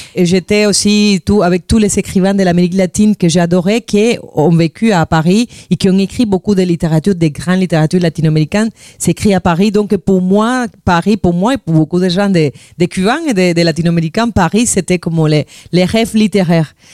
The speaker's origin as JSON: {"language": "French", "region": "Havana", "country": "Cuba", "tie": "born or raised there", "second_language": "French", "moved": "yes", "said": "je suis de la Havane, j'ai grandi là."}